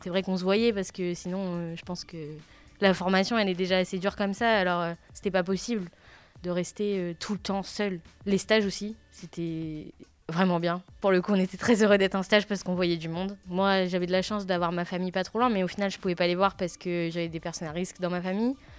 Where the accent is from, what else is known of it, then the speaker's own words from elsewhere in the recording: Le Havre, Normandy, France; Je suis du Havre